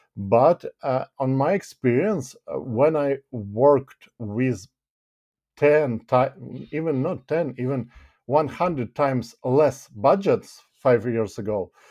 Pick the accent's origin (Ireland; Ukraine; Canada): Ukraine; moved away as an adult; now in United Kingdom; I'm from Ukraine, basically, and, uh, a year ago, I relocated to the United Kingdom.